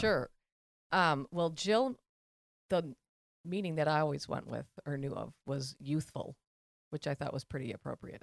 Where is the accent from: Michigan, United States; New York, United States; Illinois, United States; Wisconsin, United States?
Wisconsin, United States; Elm Grove; born or raised there